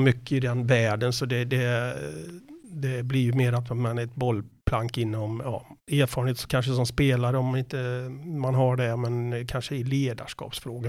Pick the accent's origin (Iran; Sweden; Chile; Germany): Sweden; Borås, Västra Götaland; Jag kommer från Borås, född på Sjöbo.